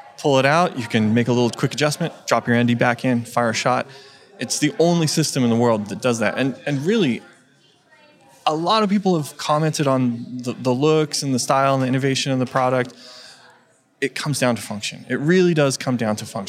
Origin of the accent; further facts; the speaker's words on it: California, United States; my home state of California